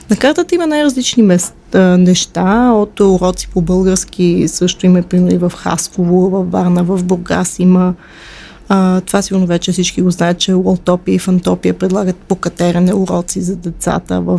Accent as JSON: {"language": "Bulgarian", "region": "Moscow", "country": "Russia", "tie": "born there", "said": "Аз съм родена в а, империята на злото. Аз съм родена в Москва."}